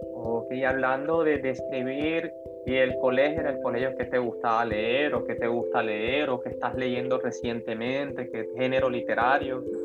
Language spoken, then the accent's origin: Spanish; Cartagena, Bolívar, Colombia; yo también soy cartagenero